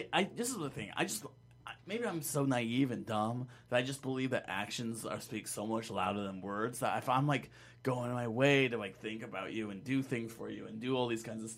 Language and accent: English; Laramie, Wyoming, United States; I'm from Laramie, Wyoming